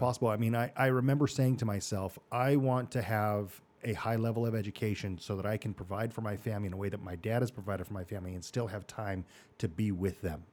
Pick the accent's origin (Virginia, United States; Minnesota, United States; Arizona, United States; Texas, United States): Arizona, United States; Mesa; Born and raised in Mesa, Arizona